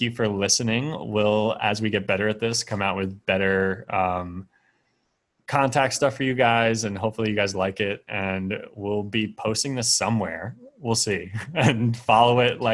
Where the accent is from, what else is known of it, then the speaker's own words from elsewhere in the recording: United States; especially as an American